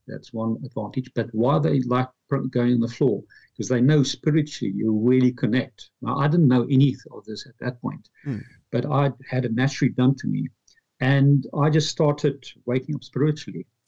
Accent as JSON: {"language": "English", "town": "Pretoria", "region": "Gauteng", "country": "South Africa", "also_born_or_lived": "London, United Kingdom", "moved": "as an adult", "lives_now": "Dublin, Ireland", "said": "I'm from Pretoria, South Africa. After apartheid, at age 25, I moved to London"}